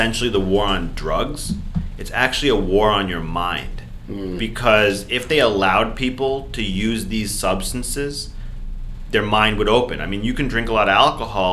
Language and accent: English; New York, United States; now in California, United States; I'm from New York